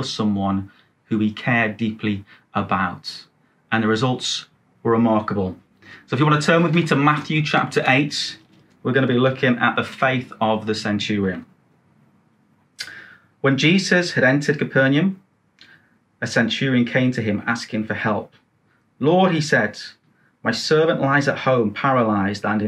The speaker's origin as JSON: {"language": "English", "town": "Newcastle upon Tyne", "region": "North East England", "country": "United Kingdom", "tie": "born or raised there", "said": "I grew up in Newcastle, in a place called Biker"}